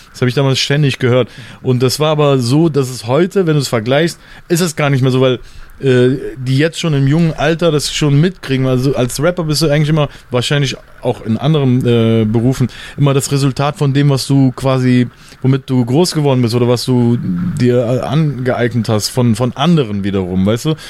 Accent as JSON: {"language": "German", "town": "Mönchengladbach", "region": "North Rhine-Westphalia", "country": "Germany", "tie": "born or raised there", "also_born_or_lived": "Cologne / Berlin", "moved": "as an adult", "said": "ich bin in Köln geboren, dann in Mönchengladbach groß geworden, weil sich meine Eltern getrennt haben"}